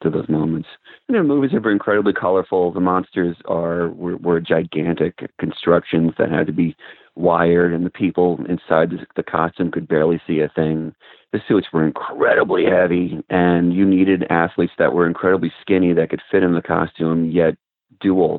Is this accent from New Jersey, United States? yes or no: no; suburbs of New York City, United States; I grew up in the suburbs of New York City.